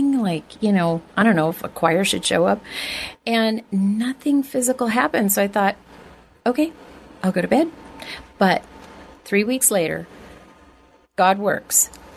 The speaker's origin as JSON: {"language": "English", "town": "Oceanside", "region": "California", "country": "United States", "tie": "born or raised there", "also_born_or_lived": "Inglewood, California / San Fernando Valley, California"}